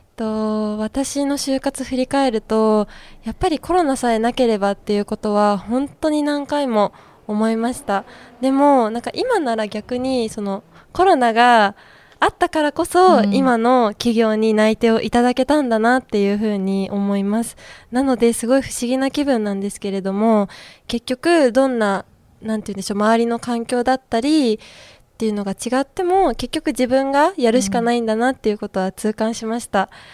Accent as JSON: {"language": "Japanese", "region": "Shizuoka", "country": "Japan", "tie": "born or raised there", "said": "地元の静岡"}